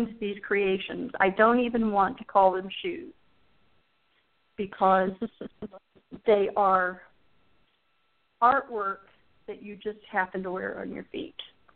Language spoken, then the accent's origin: English; Phoenix, Arizona, United States; moved away; When I grew up in Arizona in Phoenix